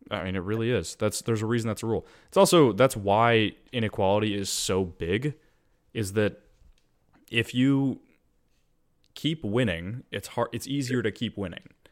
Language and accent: English; United States; as an American